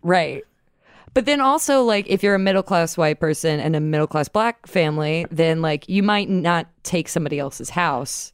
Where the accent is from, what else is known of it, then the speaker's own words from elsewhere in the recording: Atlanta, Georgia, United States; now in New York, United States; I grew up in Atlanta